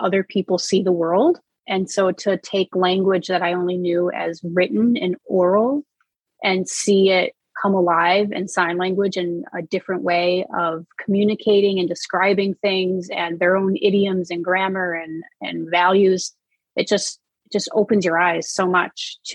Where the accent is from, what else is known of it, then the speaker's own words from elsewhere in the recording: Rochester, New York, United States; moved away as an adult; I was really fortunate being born and raised in Rochester, New York